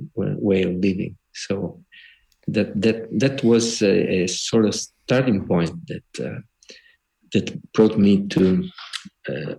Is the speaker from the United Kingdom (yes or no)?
no; Trani, Apulia, Italy; moved away as an adult; also born or lived in Bologna; I'm not from Bologna, not born in Bologna. I was born in the south of Italy, in Puglia and Trani.